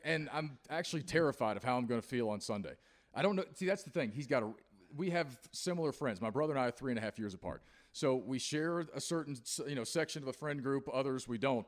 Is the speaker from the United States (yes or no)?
yes; Appalachia, United States; as an Appalachian man myself